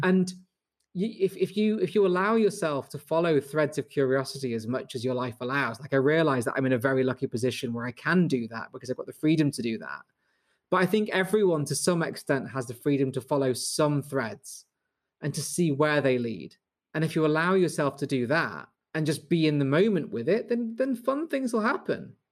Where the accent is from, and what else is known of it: Manchester, North West England, United Kingdom